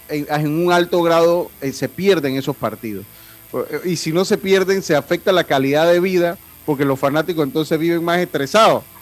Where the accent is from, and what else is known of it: Panama